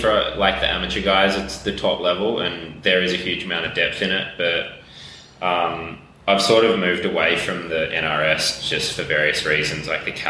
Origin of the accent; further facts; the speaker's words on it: Southern Highlands, New South Wales, Australia; I grew up in the Southern Highlands, so this club scene down there is really strong, both on and off the road.